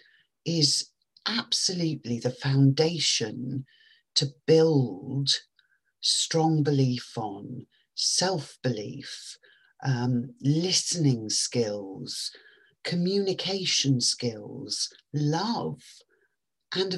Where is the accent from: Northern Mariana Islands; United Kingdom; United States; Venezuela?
United Kingdom; England; I know that French, which we all learnt at school in England when I was growing up